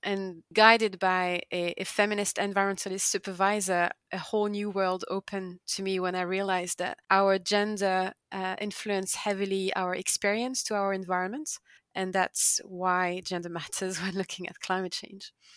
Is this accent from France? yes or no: yes; the Alps, France; moved away; I grew up also in the Alps